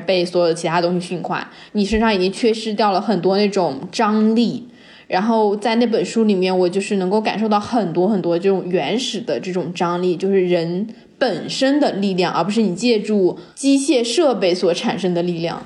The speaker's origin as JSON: {"language": "Chinese", "country": "China", "said": "他们知道我是中国人"}